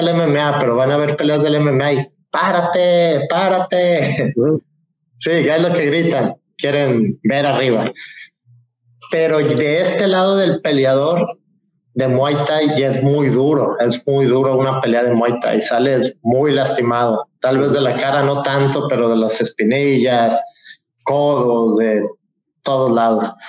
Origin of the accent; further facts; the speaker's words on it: Puerto Vallarta, Jalisco, Mexico; also born or lived in Cabo San Lucas; yo soy, como saben, soy de Puerto Vallarta